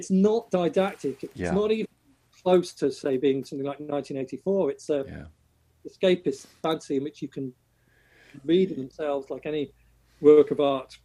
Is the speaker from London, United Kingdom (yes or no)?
no; Chester, North West England, United Kingdom; now in Ireland; I grew up in Chester, and Chester was built by the Romans.